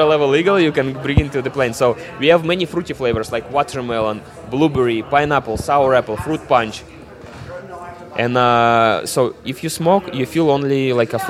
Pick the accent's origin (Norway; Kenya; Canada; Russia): Russia; Siberia; English is a second language; moved away as an adult; I'm from Siberia. I came here like about 5 years ago.